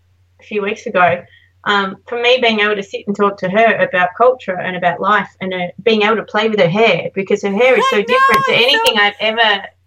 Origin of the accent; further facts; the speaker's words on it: Australia; moved away; oh, we're from Australia.